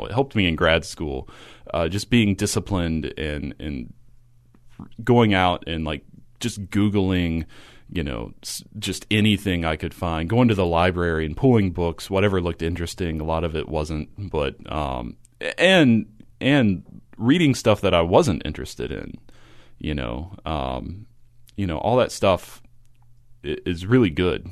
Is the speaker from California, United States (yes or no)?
no; Kentucky, United States; I grew up in a small uh, I guess a manufacturing town in Kentucky, a population less than seven thousand